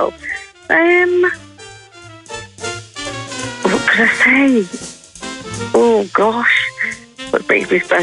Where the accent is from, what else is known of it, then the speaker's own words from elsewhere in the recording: Newcastle-under-Lyme, Staffordshire, West Midlands, United Kingdom; I'm from Newcastle-on-Tyne, Staffordshire